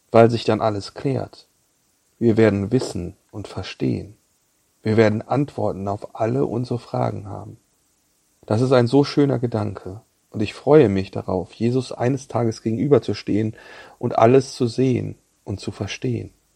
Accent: Bad Salzuflen, North Rhine-Westphalia, Germany; moved away; Ich war in den Osterferien in meiner Heimat Bad Salzuflen bei meinen Eltern zu Besuch.

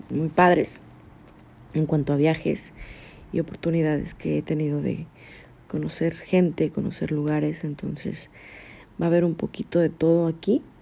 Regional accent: Mexico; Soy una mexicana psicóloga

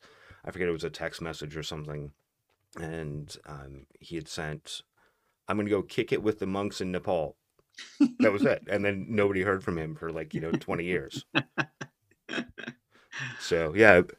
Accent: Northern Idaho, United States; moved away; also born or lived in Tokyo; originally I grew up in Northern Idaho

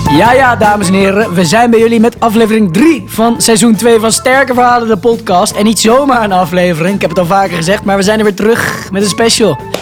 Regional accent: Randstad, Netherlands; We komen uit de Randstad

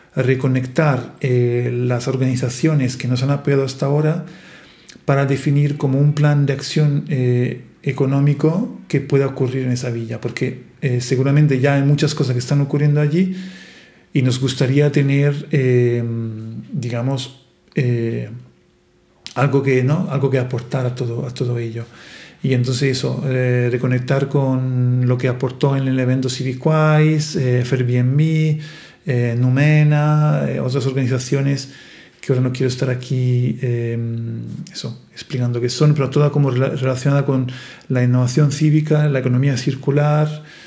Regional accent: Italy; Spanish is a second language; now in Marche, Italy; soy italiano

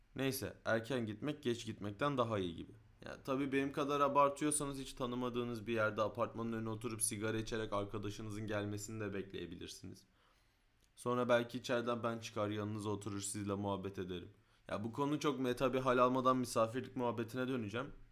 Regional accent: Istanbul, Turkey; Küçükken Mecidiyeköy'den Kartal otobüsüne bindiğimde

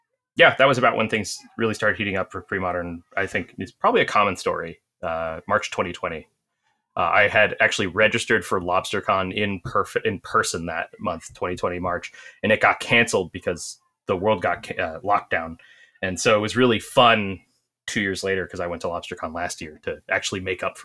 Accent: New Jersey, United States; I'm from Central New Jersey.

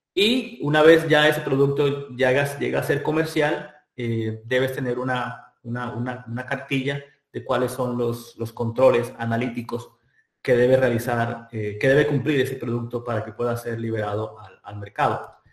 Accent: Colombia; now in California, United States; yo soy de, Colombia, eh, soy químico eh, colombiano

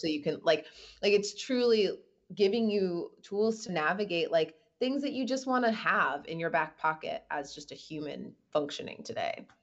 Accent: Midwest, United States; moved away; also born or lived in New York; a Midwestern girl who's lived in New York

